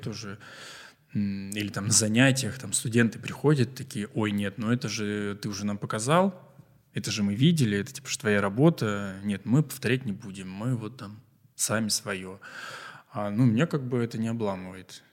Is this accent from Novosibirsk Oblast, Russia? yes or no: yes; Novosibirsk, Novosibirsk Oblast, Russia; Мы такие, из Новосибирска